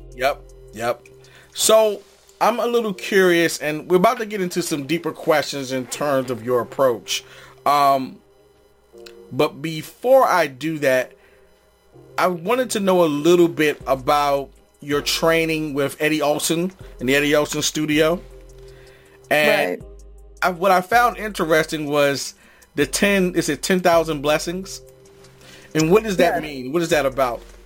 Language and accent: English; East Coast, United States; also born or lived in Los Angeles; I'm from the East